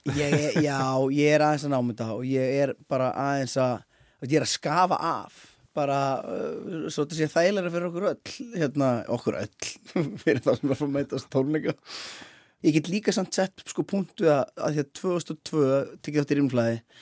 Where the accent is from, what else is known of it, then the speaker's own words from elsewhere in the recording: Akureyri, Northeastern Region, Iceland; moved away; ég er náttúrulega frá akurir í grunninn